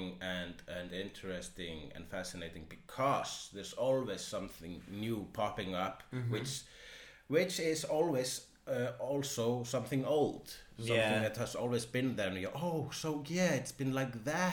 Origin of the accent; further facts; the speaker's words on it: Iceland; now in Australia; I'm Icelandic